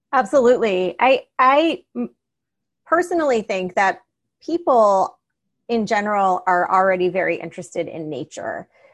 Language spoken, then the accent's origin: English; Miami, Florida, United States; I grew up in Miami